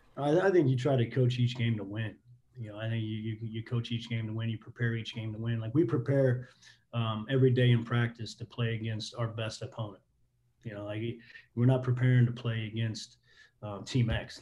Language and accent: English; Midwest, United States; moved away as an adult; I was living in the Midwest, growing up in the Midwest